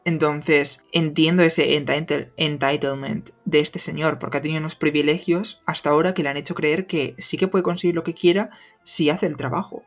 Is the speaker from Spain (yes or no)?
yes; Spain; nosotros que somos de España